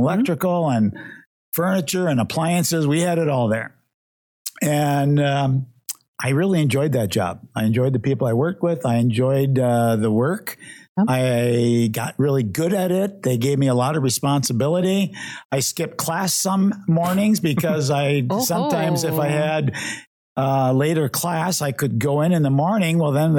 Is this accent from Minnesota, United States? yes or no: yes; Minneapolis, Minnesota, United States; Growing up, I grew up in Northeast Minneapolis